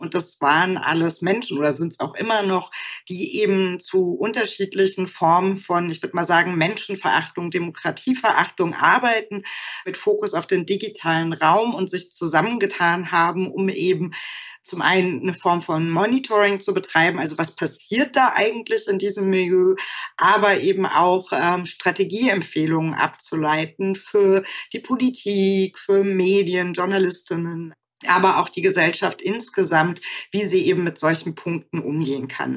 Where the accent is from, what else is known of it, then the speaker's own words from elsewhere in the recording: West Germany, Germany; also born or lived in Aachen / Münster; wo ich aufgewachsen bin, wo ich zur Schule gegangen bin, sondern eben auch für meine Familie. Deswegen würde ich sagen, es, es sind nicht so große Orte in Westdeutschland gewesen.